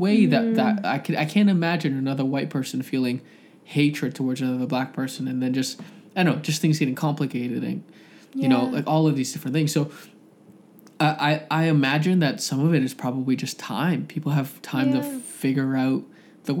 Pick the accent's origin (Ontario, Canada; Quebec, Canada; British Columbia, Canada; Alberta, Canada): Ontario, Canada; Toronto; I'm from Scarborough